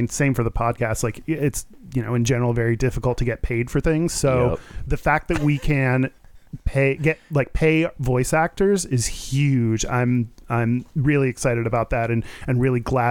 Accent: Katy, Texas, United States; moved away as an adult; also born or lived in Denver, Colorado / Maracaibo, Venezuela; now in Seattle, United States; moved to Katy, where I've lived until I graduated college

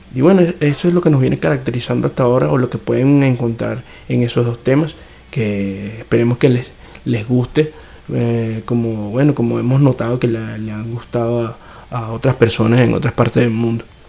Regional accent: Venezuela; now in São Paulo, Brazil; somos cuatro venezolanos que estamos, digamos, regados por cuatro países distintos en América Latina

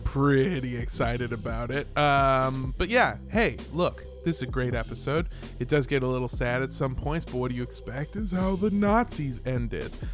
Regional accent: Los Angeles, California, United States; I grew up in Los Angeles, California

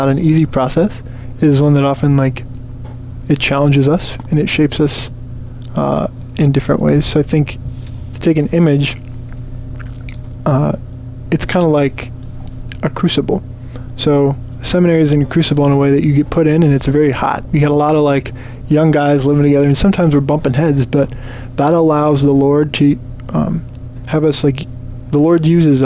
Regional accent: Diocese of Rockford, Illinois, United States; moved away as an adult; now in St. Paul, United States; I'm from the Diocese of Rockford

